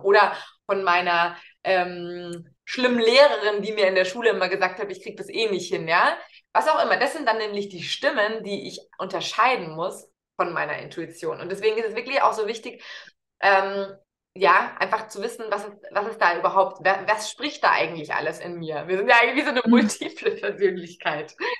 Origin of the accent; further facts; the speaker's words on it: Munich, Bavaria, Germany; Grundsätzlich bin ich Münchnerin und lebe mit meiner Tochter, die, die ist sechs Jahre alt, eben hier